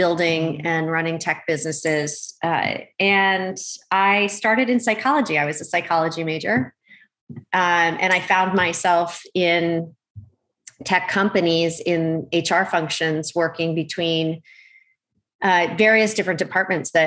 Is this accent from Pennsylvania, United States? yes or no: yes; Oxford, Pennsylvania, United States; moved away as an adult; also born or lived in Malaysia / Philadelphia, Pennsylvania; now in California, United States; I grew up on the East Coast in Pennsylvania, mostly. I was born in Malaysia. We traveled quite a lot, but mostly our home base while I was growing up was in the Philadelphia area, farm country, Oxford, Pennsylvania